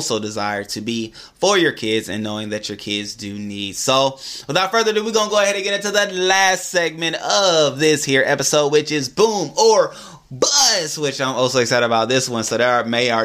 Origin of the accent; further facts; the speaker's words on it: Atlanta, Georgia, United States; I'm from Atlanta